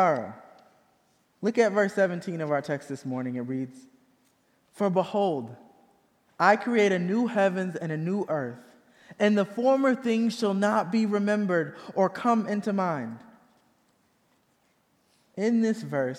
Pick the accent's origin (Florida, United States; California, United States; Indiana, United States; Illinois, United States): Indiana, United States; moved away; Even though I was born and raised in Indiana, my family is originally from the rural South.